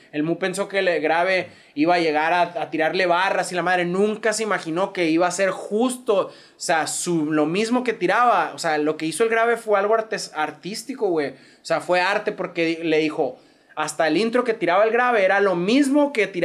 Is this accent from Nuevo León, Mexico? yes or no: no; Hermosillo, Sonora, Mexico; yo la neta, siendo hermosillense, sonorense, no soy de escuchar tanto corridos.